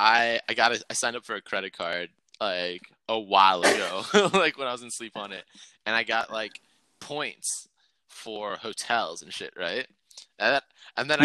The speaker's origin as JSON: {"language": "English", "town": "Atlanta", "region": "Georgia", "country": "United States", "tie": "born or raised there", "moved": "as an adult", "lives_now": "Chicago, United States", "said": "I grew up in Atlanta until I was like 18, and I spent like 10 years almost in Chicago"}